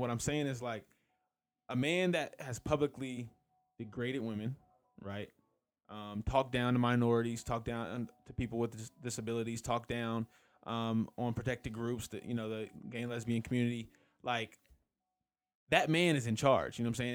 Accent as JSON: {"language": "English", "region": "California", "country": "United States", "moved": "yes", "said": "I'm from California"}